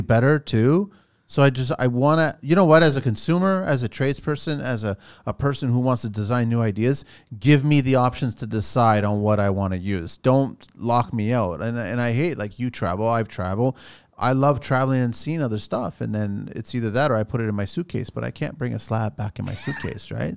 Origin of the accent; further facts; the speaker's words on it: Canada; I'm a Canadian Portuguese